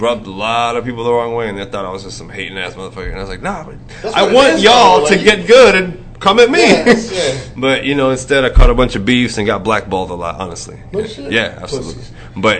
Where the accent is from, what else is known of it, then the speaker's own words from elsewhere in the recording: Dallas, Texas, United States; now in Fort Worth, United States; So when I came to Fort Worth, I came from North Dallas. When I moved to Fort Worth, I was bringing my grittiness, bro